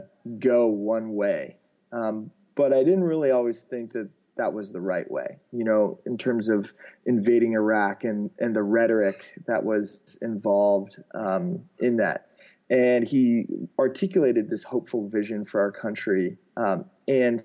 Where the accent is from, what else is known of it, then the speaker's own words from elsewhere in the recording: Alexandria, Virginia, United States; moved away as an adult; also born or lived in Australia; I grew up outside of Washington, D.C., in a town called Alexandria, Virginia, which is really close to the Capitol